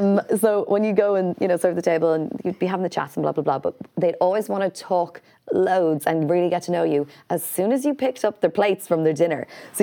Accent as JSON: {"language": "English", "country": "Canada", "tie": "born or raised there", "said": "And I know only because I think I grew up in Canada."}